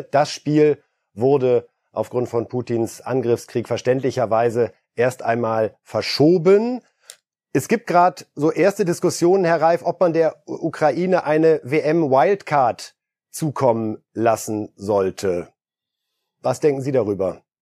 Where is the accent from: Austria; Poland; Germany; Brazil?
Poland; moved away; Als geborener Pole